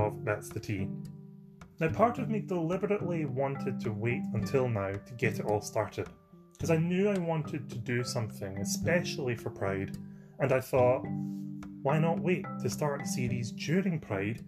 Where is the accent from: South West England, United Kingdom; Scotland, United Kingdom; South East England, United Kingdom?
Scotland, United Kingdom; I'm from Scotland, and I'm an actor, sometimes